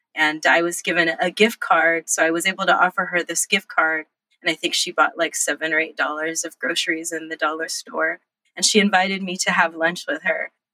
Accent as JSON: {"language": "English", "town": "Los Angeles", "region": "California", "country": "United States", "tie": "born or raised there", "also_born_or_lived": "Monterey Bay, California"}